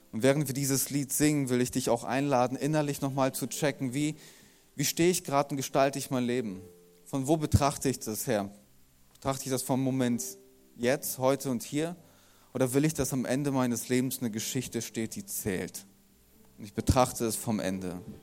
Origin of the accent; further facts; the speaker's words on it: Germany; wir ja als Deutsche